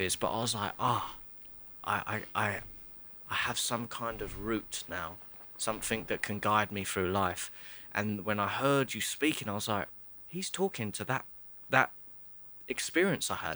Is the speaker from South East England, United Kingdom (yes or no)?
yes; Chatham, South East England, United Kingdom; I'm from Kent, Chatham, and I'll always sound and look like a traveller